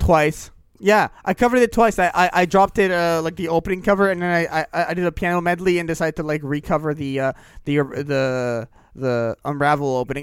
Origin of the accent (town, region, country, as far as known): Canada